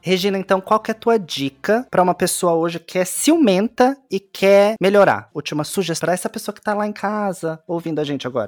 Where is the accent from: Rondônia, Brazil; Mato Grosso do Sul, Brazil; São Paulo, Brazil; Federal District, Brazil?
São Paulo, Brazil; tenho 22 anos, sou de São Paulo